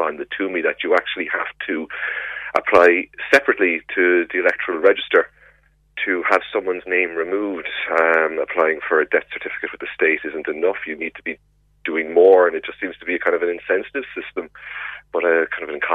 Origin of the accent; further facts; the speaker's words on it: Cork, Munster, Ireland; now in Carrigaline, Ireland; I grew up in Rochestown. I moved to Carrigaline